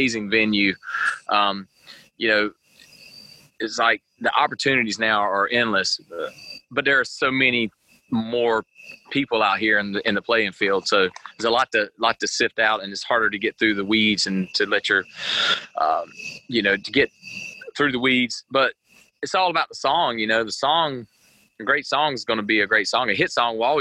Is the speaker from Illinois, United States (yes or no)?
no; Eastern North Carolina, United States; We grew up in Eastern North Carolina, where East Carolina University is like our football team.